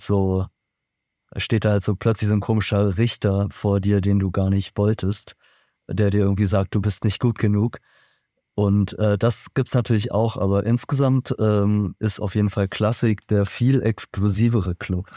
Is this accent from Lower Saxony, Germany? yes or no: no; Berlin, Germany; ich bin persönlich in Berlin geboren und aufgewachsen